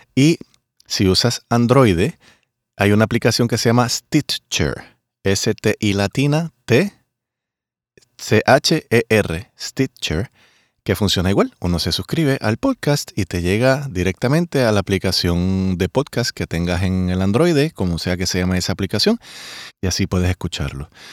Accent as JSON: {"language": "Spanish", "country": "Puerto Rico", "said": "mi país Puerto Rico"}